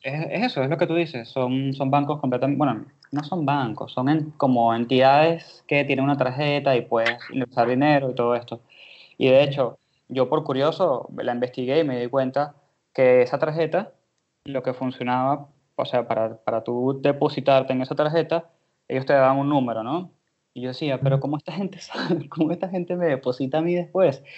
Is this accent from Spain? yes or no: no; Venezuela; moved away as an adult; now in Argentina; yo soy de Venezuela, ya tengo tres años acá